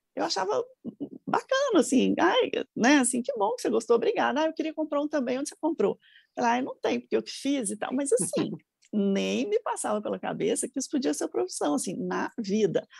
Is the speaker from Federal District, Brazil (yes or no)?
yes; Brasília, Federal District, Brazil; also born or lived in Minas Gerais; now in São Paulo, Brazil; eu nasci em Brasília, minha família é mineira, mas eu nasci em Brasília